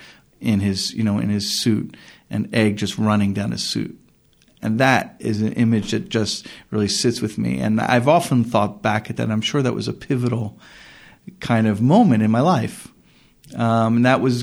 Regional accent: Philadelphia, Pennsylvania, United States; I grew up in Northeast Philadelphia.

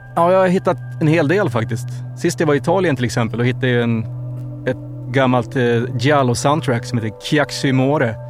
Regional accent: Avesta, Dalarna County, Sweden; vi är ju från Avesta

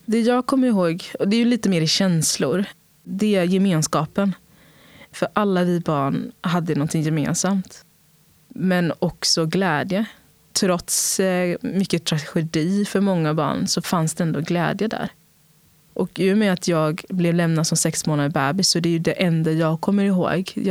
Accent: São Paulo, Brazil; also born or lived in Sweden; Men den frågan skulle jag säga, jag är från Brasilien och jag är från Sverige.

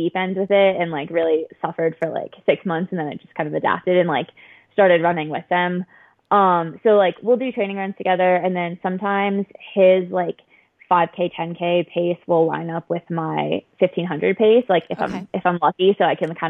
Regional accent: Lake Forest, Illinois, United States; moved away; also born or lived in Boston; I'm from outside of Chicago

